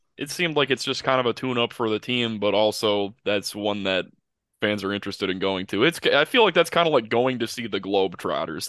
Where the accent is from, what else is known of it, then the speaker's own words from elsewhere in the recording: Grand Rapids, Michigan, United States; I'm from the Grand Rapids area